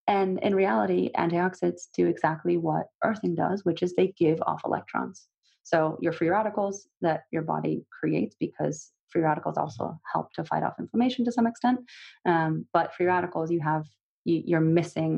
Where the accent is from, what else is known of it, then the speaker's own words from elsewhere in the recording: Russia; moved away; I'm from Russia originally.